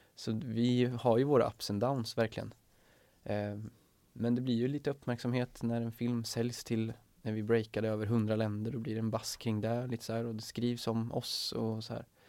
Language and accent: Swedish; Sweden; som svenskar